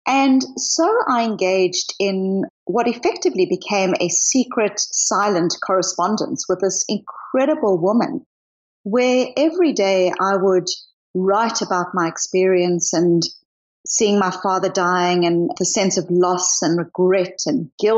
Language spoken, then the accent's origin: English; South Africa; also born or lived in Australia / New Zealand; now in Boston, United States; I grew up in apartheid South Africa